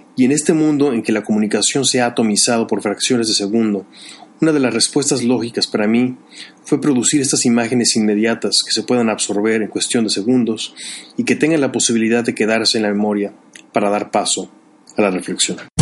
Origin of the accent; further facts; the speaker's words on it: Mexico; moved away as an adult; also born or lived in Chicago; De niño en la escuela en México siempre se me identificó como el artista